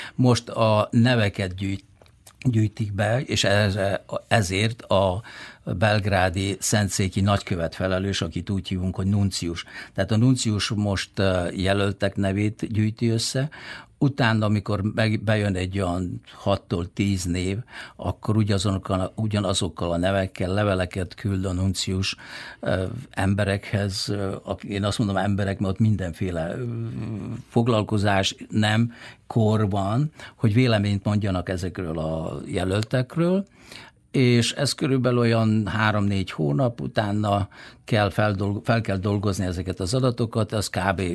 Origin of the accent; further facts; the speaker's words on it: Bačka, Vojvodina, Serbia; now in Zrenjanin, Serbia; én mint Bácskai emlékszem, hogy hogy néz ki Bácska, rég elmentem Bácskából